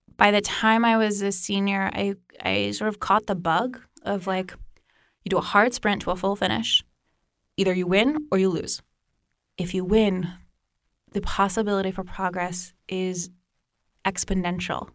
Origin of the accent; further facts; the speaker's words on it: Northern Virginia, United States; I grew up in Northern Virginia